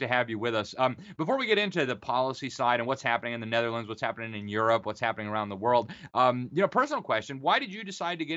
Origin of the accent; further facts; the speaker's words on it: Florida, United States; Florida, my home state